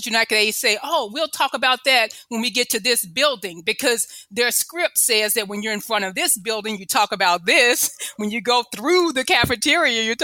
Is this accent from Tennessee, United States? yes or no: yes; Memphis, Tennessee, United States; moved away as an adult; also born or lived in California; I grew up in Memphis